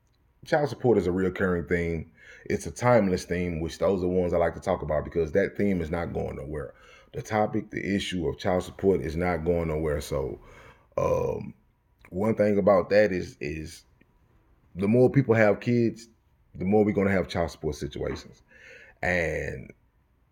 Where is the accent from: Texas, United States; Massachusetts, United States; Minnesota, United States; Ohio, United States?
Texas, United States; I'm from Texas